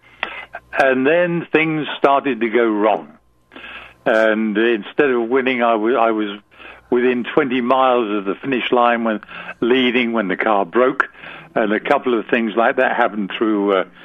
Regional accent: England, United Kingdom; moved away as an adult; England, which is where I lived then. I was born in England

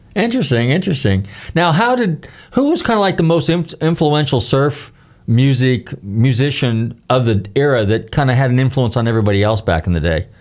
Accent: Northern California, United States; growing up in Northern California

